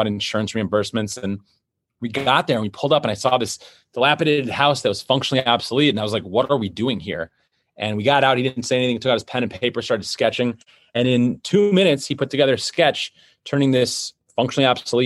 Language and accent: English; Detroit, Michigan, United States; I was born in Detroit, Michigan.